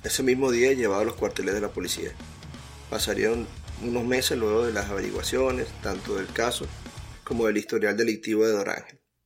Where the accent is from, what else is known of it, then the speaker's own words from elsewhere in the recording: Venezuela; mi país Venezuela